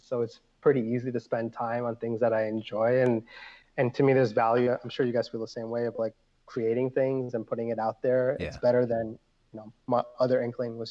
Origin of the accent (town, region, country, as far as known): New Jersey, United States; also born or lived in Harrison, New Jersey